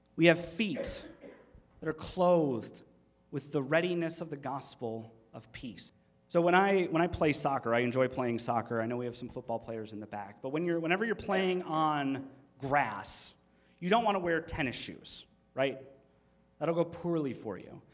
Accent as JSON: {"language": "English", "region": "Michigan", "country": "United States", "said": "They don't they don't talk like we do in Michigan. They think we have an accent"}